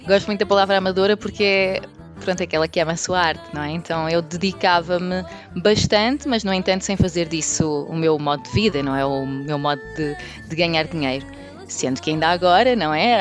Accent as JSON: {"language": "Portuguese", "region": "Minho", "country": "Portugal", "tie": "born or raised there", "also_born_or_lived": "Porto", "moved": "as an adult", "lives_now": "Lisbon, Portugal", "said": "sou natural do Minho, sou minhota."}